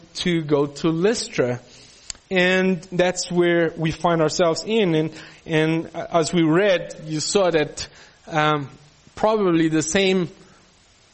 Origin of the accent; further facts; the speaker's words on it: Peru; also born or lived in Brazil; now in South Africa; growing up in Peru